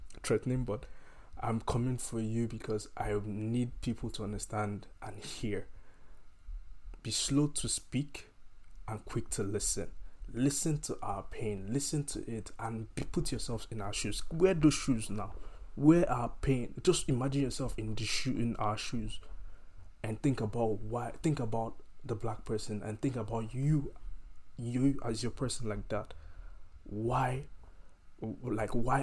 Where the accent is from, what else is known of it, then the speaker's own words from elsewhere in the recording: Nigeria; moved away as an adult; growing up, I grew up in Nigeria